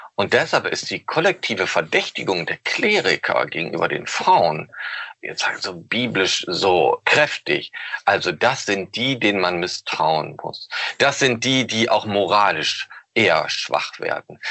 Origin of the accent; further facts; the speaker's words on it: Osnabrück, Lower Saxony, Germany; Ich komme nämlich auch aus Osnabrück